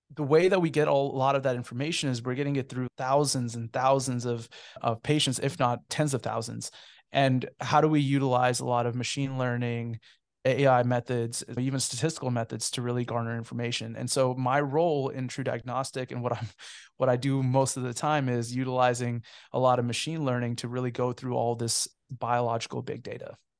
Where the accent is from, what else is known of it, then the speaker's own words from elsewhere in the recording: Cupertino, California, United States; moved away as an adult; also born or lived in Kentucky; I'm actually a native of the San Francisco Bay Area. I, I grew up in Cupertino, California.